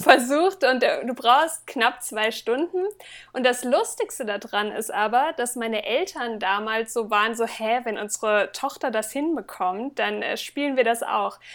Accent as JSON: {"language": "German", "region": "Northern Hesse", "country": "Germany", "tie": "born or raised there", "moved": "yes", "lives_now": "Magdeburg, Germany", "said": "also ganz gebürtig kommen, komme ich aus Nordhessen"}